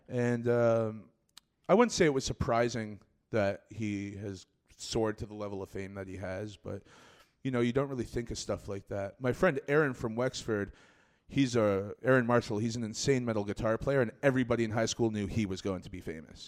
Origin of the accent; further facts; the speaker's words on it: Scarborough, Ontario, Canada; I'm born and raised in Scarborough